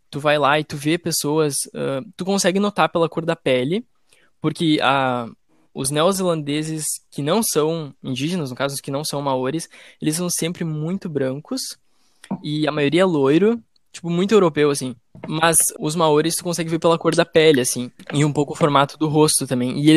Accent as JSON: {"language": "Portuguese", "country": "South Korea", "said": "Eu sou coreano."}